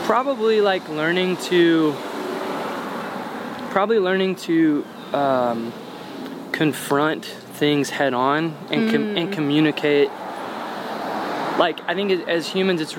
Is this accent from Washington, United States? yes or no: no; Sheridan, Arkansas, United States; moved away; also born or lived in Little Rock, Arkansas; I grew up in Little Rock's not, like, super small, but compared to the rest of the world, it's pretty small. The city I went to junior high and high school in is called Sheridan